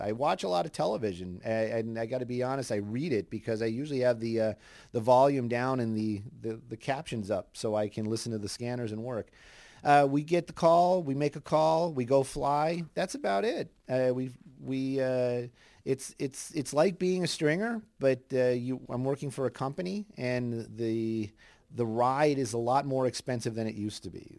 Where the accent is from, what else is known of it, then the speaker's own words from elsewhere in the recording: Los Angeles, California, United States; I grew up up here in Los Angeles